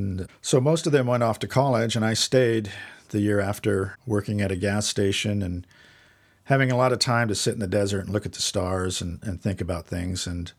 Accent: Lake Havasu City, Arizona, United States; also born or lived in Boulder, Colorado; So it was I was living in Lake Havasu City, Arizona. That's where I went to high school. And we moved from Boulder, Colorado there.

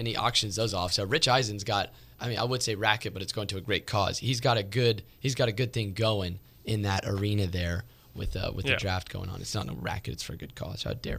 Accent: Daly City, California, United States; also born or lived in San Francisco; now in Santa Rosa, United States; But yeah, I was born in San Francisco, raised in Daly City until we moved up here to Santa Rosa.

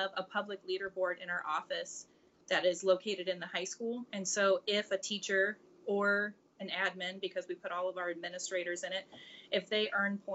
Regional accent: Central Illinois, United States; I am from Central Illinois.

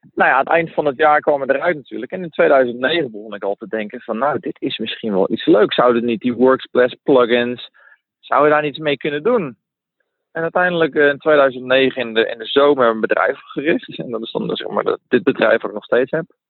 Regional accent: Netherlands; moved away as an adult; also born or lived in Mexico; now in Spain; Ik ben geboren in Nederland.

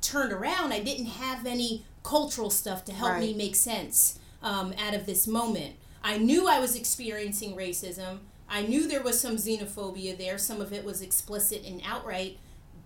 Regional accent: Long Island, New York, United States; I grew up in Long Island, New York

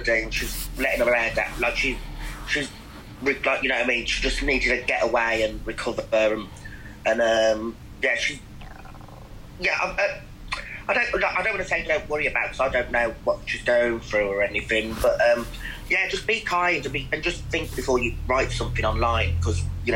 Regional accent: United Kingdom; We're British

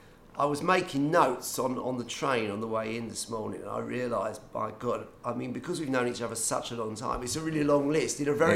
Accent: Gravesend, South East England, United Kingdom; we were both brought up in the... I suppose you call it a bit gritty estuary town of Gravesend.

